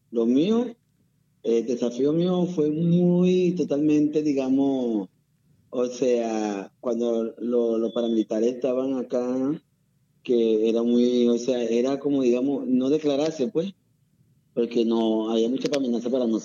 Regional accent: Orihueca, Magdalena, Colombia; soy también de la zona bananera de Orihueca.

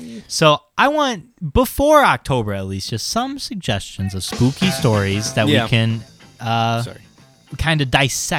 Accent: Chicago, Illinois, United States; accent: Chicagoan; That's our Chicagoan accent coming out. It's a lazy accent

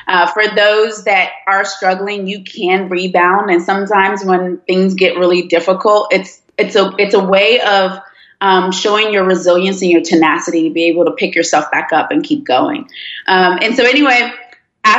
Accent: D.C. and Maryland, United States; English is a second language; also born or lived in Nigeria / Washington, D.C.; now in Georgia, United States; I went to elementary school in D.C. and then went to middle school and high school in Maryland.

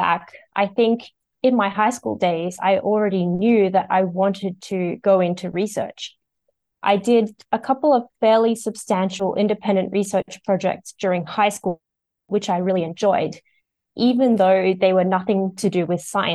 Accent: Sydney, New South Wales, Australia; now in Melbourne, Australia; I'm originally from Sydney

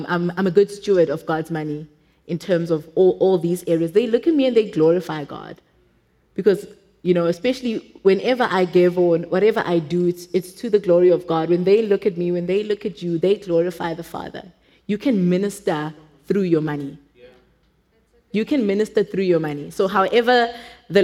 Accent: Johannesburg, Gauteng, South Africa; English is a second language; I didn't grow up in a wealthy family. I think we were, in Joburg standards, we were probably poor at home.

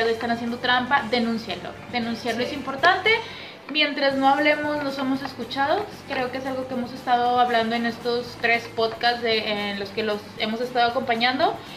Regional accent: Mexico; como buenos mexicanos que somos

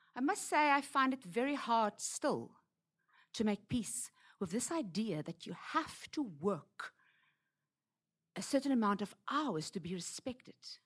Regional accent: South Africa; moved away as an adult; now in Hong Kong; I'm from Africa

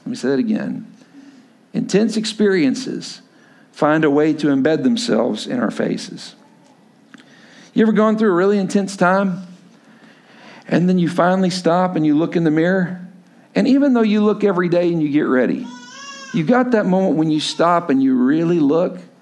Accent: Lubbock, Texas, United States; moved away as an adult; also born or lived in Stillwater, Oklahoma; I grew up, I grew up in Lubbock, Texas, but went to school at Oklahoma State

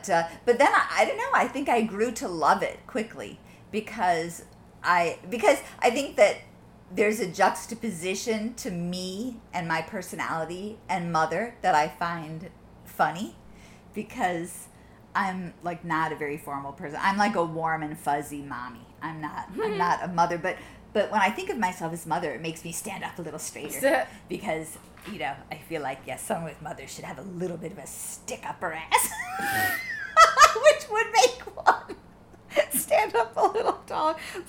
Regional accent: Midwest, United States; In part because when I was growing up in the Midwest, I never had as hard a Midwestern accent as a lot

